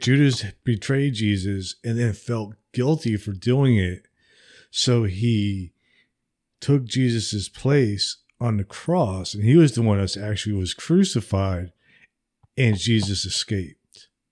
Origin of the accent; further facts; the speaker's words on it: New Jersey, United States; now in Alabama, United States; I am from New Jersey, but I live in Alabama.